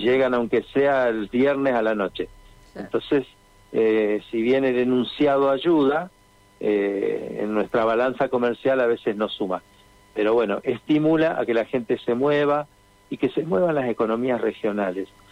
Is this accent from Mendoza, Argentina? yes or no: no; Santa Fe, Argentina; en caso de mi familia hace ya 28 años, me preguntaban, pero ¿qué va a hacer alguien en Santa Fe?